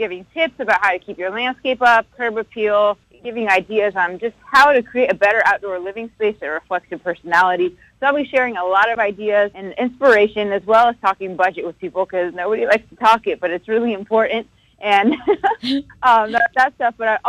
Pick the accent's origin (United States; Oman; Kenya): United States; West Coast; it's god-awful early for me since I'm from the West Coast.